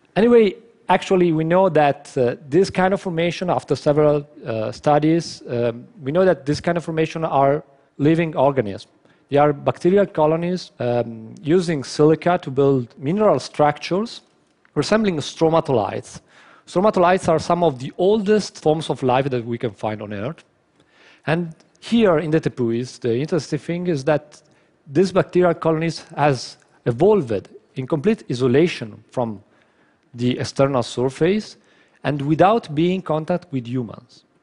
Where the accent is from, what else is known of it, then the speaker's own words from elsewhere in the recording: northern Italy, Italy; my hometown in uh, North Italy